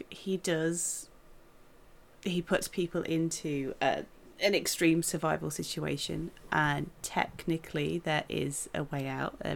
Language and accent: English; United Kingdom; Um I'm British. We're weird.